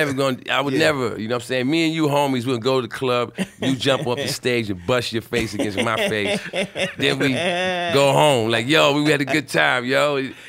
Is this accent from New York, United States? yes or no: yes; New York City, New York, United States; I'm from Brooklyn too.